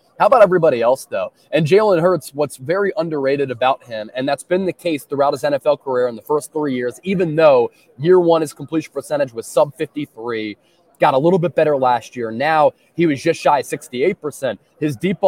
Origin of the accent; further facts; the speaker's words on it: Philadelphia, Pennsylvania, United States; as a kid growing up in Philadelphia